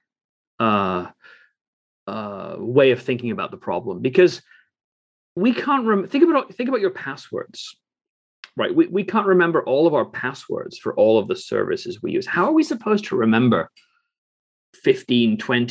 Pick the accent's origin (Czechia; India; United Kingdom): United Kingdom; England; I grew up in England